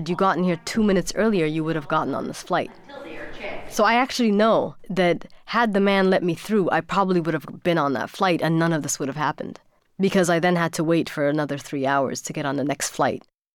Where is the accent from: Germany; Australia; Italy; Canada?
Germany; born or raised there; also born or lived in Sudan